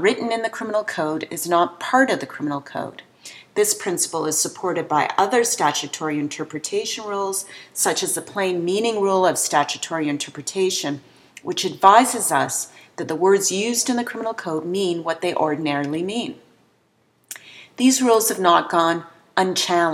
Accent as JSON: {"language": "English", "country": "Canada", "said": "we Canadians"}